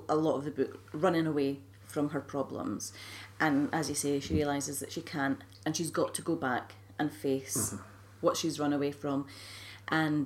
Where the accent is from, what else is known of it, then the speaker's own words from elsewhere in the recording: Scotland, United Kingdom; I'm from Scotland